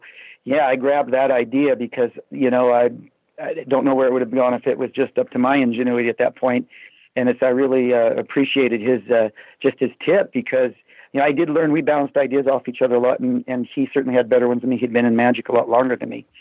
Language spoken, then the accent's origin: English; Sacramento, California, United States; moved away as an adult; also born or lived in Los Angeles; I was from Sacramento originally, and I was kind of just out of Sacramento or kind of in transition of leaving Sacramento to L.A.